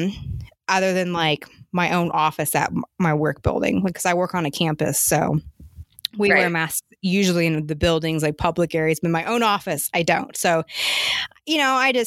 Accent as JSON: {"language": "English", "region": "Oregon", "country": "United States", "tie": "born or raised there", "moved": "yes", "lives_now": "South Carolina, United States", "said": "I'm from the Northwest. You know, I grew up in Oregon"}